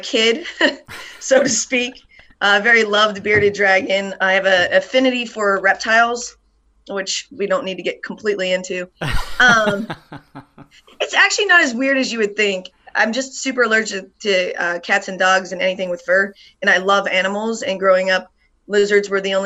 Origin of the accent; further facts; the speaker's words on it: Ohio, United States; now in Yakima, Washington, United States; I grew up in Ohio